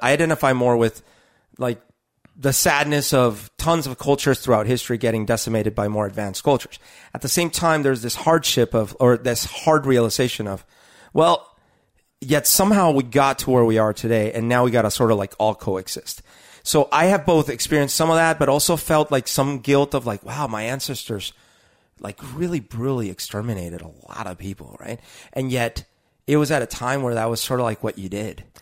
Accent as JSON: {"language": "English", "country": "Colombia", "tie": "born or raised there", "moved": "yes", "said": "growing up in Colombia"}